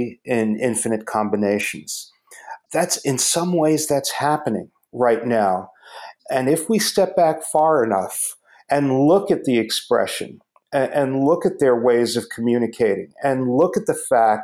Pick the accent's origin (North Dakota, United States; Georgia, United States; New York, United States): New York, United States; I'm from New York